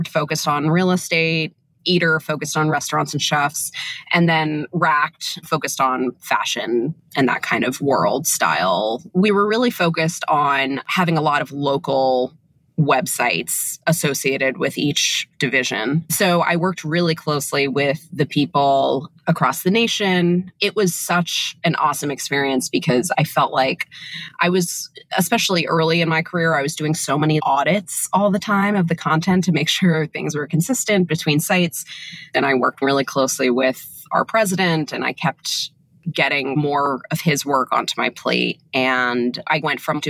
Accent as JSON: {"language": "English", "town": "New York City", "region": "New York", "country": "United States", "tie": "born or raised there", "also_born_or_lived": "Boston", "said": "I was born and raised in Manhattan"}